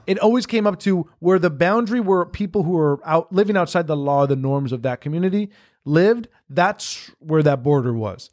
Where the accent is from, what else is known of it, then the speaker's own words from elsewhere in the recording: Miami, Florida, United States; now in Los Angeles, United States; growing up in Miami and, like, that kind of lifestyle and that kind of reality, then coming here to, uh, you know, L